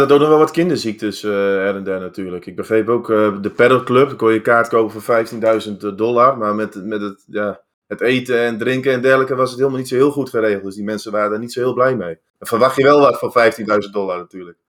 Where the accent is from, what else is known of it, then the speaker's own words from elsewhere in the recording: Netherlands; wij als Nederlanders, Europeanen